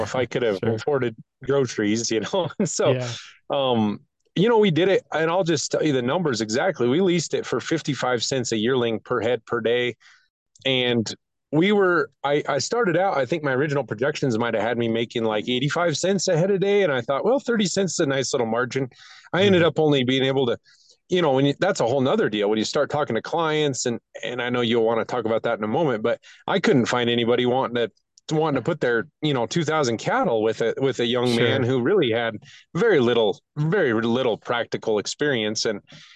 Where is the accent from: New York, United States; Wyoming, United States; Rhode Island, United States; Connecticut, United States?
Wyoming, United States; That's my home state.